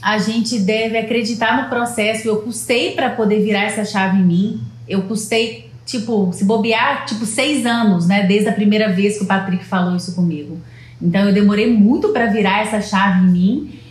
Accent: Leopoldina, Minas Gerais, Brazil; also born or lived in Juiz de Fora; a gente é de Leopoldina, Minas Gerais

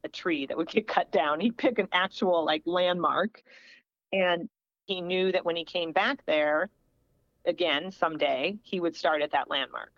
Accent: Springfield, Illinois, United States; born or raised there

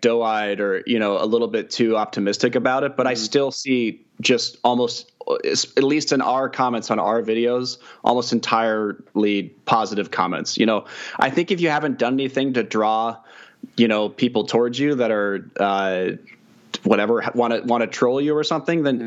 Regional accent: Kansas City, United States; I'm from Kansas City

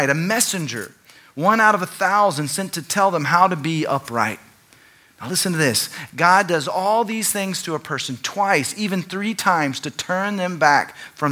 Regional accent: Dallas, Texas, United States; growing up in Dallas, a very religious context

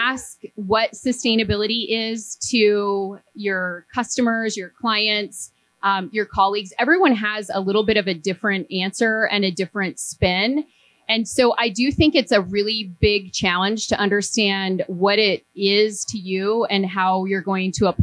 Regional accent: Montana, United States; I grew up in Montana on a cattle ranch

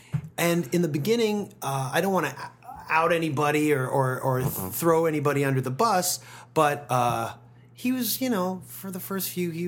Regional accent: Toronto, Ontario, Canada; founded in my hometown of Toronto.

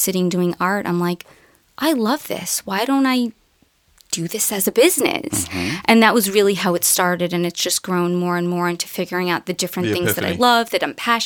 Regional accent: New York City, New York, United States; where I grew up in Queens.

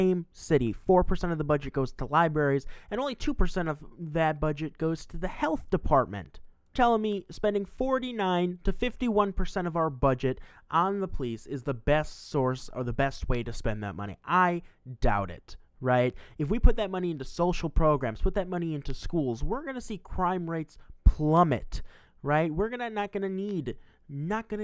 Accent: Milwaukee, Wisconsin, United States; I'm from Milwaukee, Wisconsin

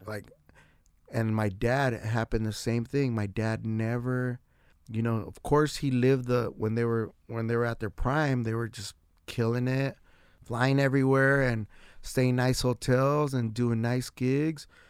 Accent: San Diego, California, United States; I represent San Diego wherever I go, like, That's my shit. I'm from San Diego, wherever I'm

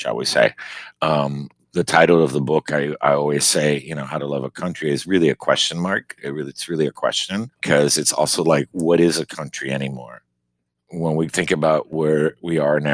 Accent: Miami, Florida, United States; now in Maine, United States; growing up in Miami, you know, Cuban

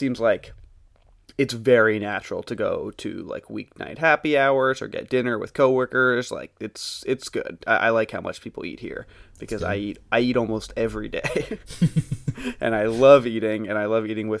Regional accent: New York City, New York, United States; It was rough growing up in Brooklyn.

